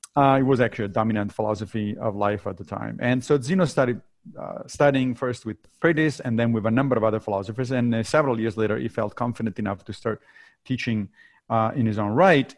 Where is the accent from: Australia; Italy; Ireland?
Italy; Rome, Lazio; moved away; also born or lived in Monrovia, Liberia; my family moved back to Italy when I was very little, so I grew up in Rome